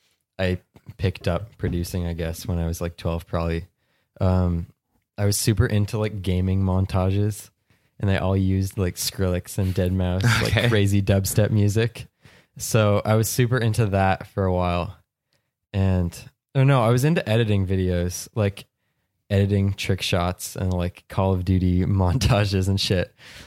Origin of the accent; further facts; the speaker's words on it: Prince Edward Island, Canada; I'm from Prince Edward Island, Canada. It's like the far east coast of Canada.